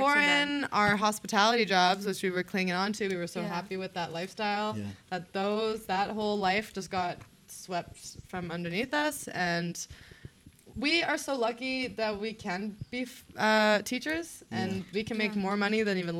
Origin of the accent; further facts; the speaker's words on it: Canada; I'm from Canada.